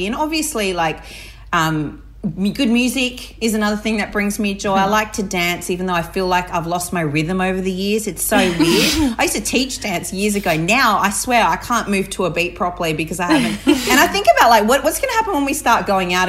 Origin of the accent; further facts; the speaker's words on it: Barmera, South Australia, Australia; I was brought up on the Murray River in the Riverland. So I was born in Barrie in South Australia, in a very regional area.